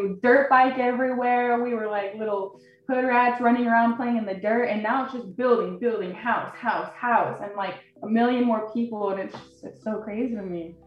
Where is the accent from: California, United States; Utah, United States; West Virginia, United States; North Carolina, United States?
Utah, United States; Draper; moved away; I'm from Salt Lake City, Utah, but I've always drawn up uh, grown up in Draper